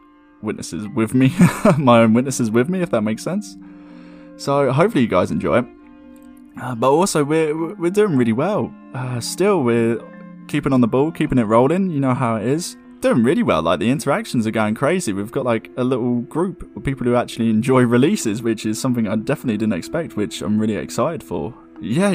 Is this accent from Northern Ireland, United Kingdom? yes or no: no; Surrey, South East England, United Kingdom; I was born in May in the early 90s in the county of Surrey, England.